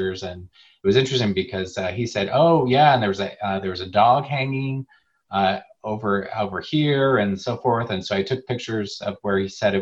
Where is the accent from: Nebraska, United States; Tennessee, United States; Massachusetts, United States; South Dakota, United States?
Nebraska, United States; I'm from Nebraska